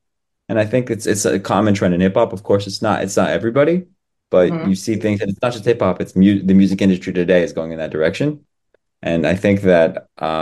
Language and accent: English; Colorado, United States; first language English; moved away as an adult; now in Israel; I was born in Colorado, so the mountain